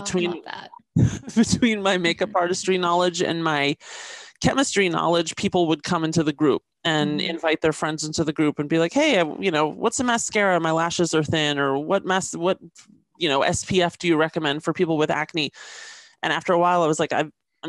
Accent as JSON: {"language": "English", "town": "Washington", "region": "District of Columbia", "country": "United States", "tie": "born or raised there", "moved": "as an adult", "lives_now": "Los Angeles, United States", "said": "I was raised in Washington, D.C."}